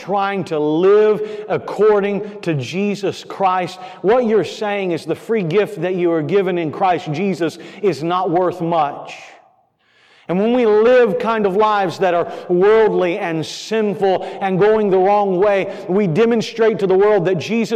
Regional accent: Florida, United States; moved away; I grew up in Florida.

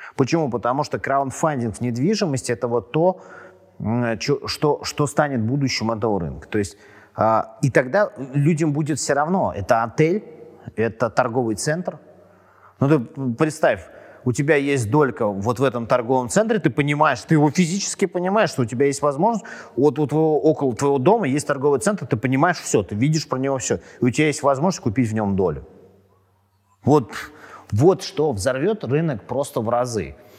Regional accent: Moscow, Russia; я и супруга мы родились в Москве, и у нас не первое поколение там родителей

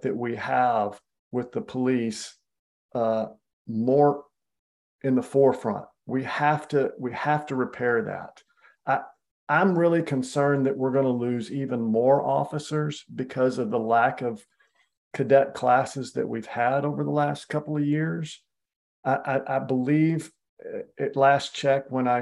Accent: Austin, Texas, United States; I grew up here in Austin.

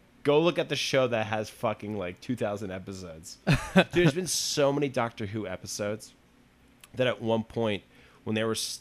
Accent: United States; I'm an American

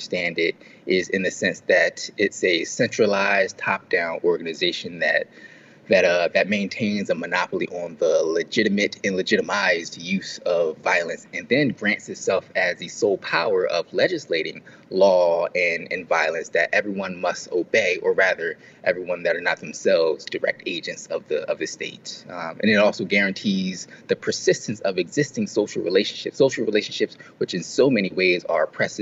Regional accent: Philadelphia, Pennsylvania, United States; the people I grew up around in Philly

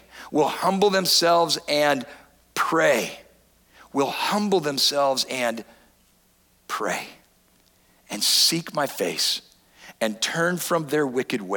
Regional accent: San Diego, California, United States; I grew up in San Diego, California

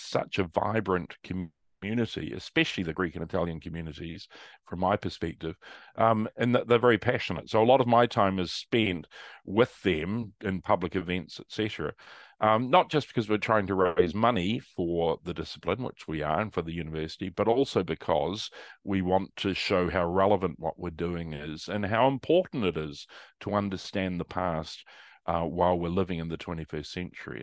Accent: New Zealand; moved away as an adult; also born or lived in Manchester, United Kingdom; now in Melbourne, Australia; I went to university in Wellington in New Zealand, I'm a Kiwi

